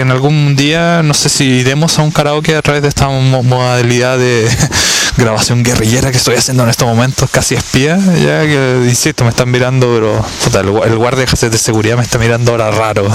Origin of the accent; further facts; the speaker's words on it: Chile; moved away; como decimos en Chile